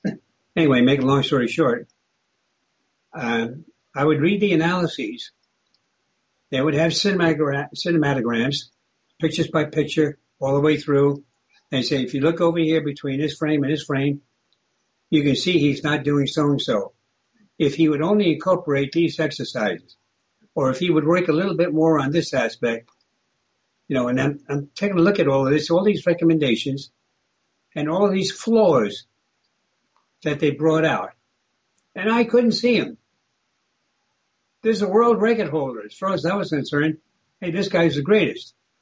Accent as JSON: {"language": "English", "country": "United States", "tie": "born or raised there", "said": "I was born in the United States, but they were Russian"}